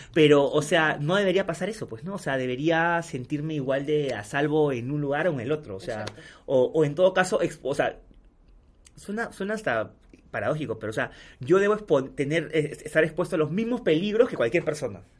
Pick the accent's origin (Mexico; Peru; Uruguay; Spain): Peru; todos somos peruanos iguales